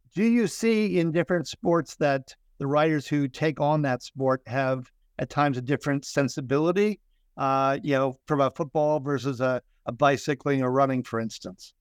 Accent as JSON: {"language": "English", "region": "Minnesota", "country": "United States", "said": "I'm from Minnesota"}